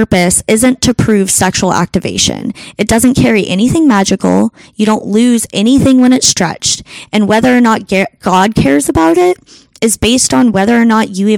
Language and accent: English; United States; I'm an American woman in 2020 now.